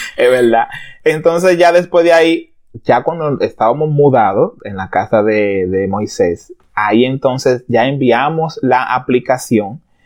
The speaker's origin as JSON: {"language": "Spanish", "country": "Dominican Republic", "tie": "born or raised there", "moved": "as an adult", "lives_now": "Canada", "said": "yo soy dominicano, de pura cepa, duré casi toda mi vida, muchísimo"}